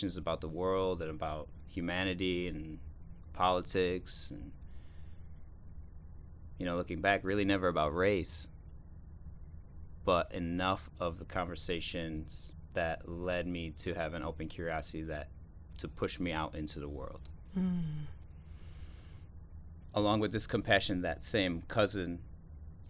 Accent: rural upstate New York, United States; also born or lived in South Korea; I'm from rural upstate New York

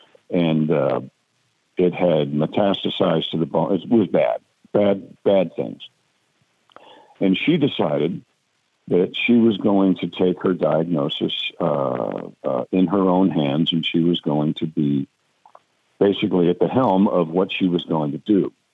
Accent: Mount Kisco, New York, United States; I live in the South. They call me a recovering Yankee, but I'm from Mount Kisco, New York.

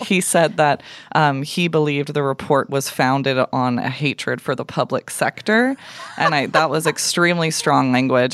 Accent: Calgary, Alberta, Canada; was born and raised in Calgary

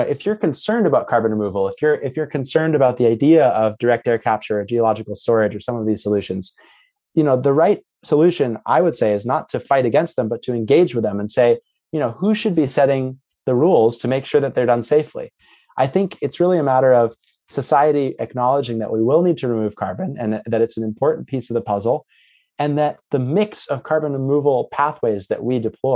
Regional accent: United States; now in Oxford, United Kingdom; I'm based at the University of Oxford, and so I'm exposed to kind of what's happening in Europe, but also a little bit as an American, what's happening across the pond

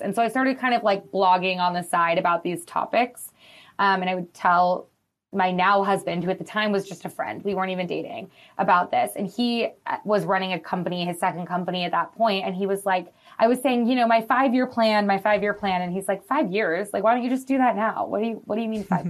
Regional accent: Madison, Wisconsin, United States; now in Los Angeles, United States; I'm from Wisconsin, from Madison, which is, like, a college town

